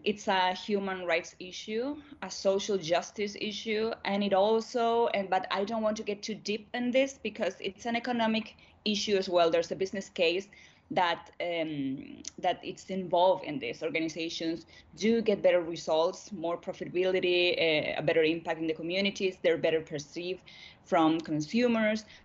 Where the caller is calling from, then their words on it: Santiago, Santiago Metropolitan Region, Chile; I'm connected now from Santiago, from Chile, here in South